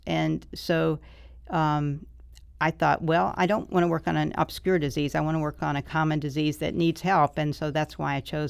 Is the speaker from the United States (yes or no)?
yes; Mobile, Alabama, United States; No, I'm from Alabama.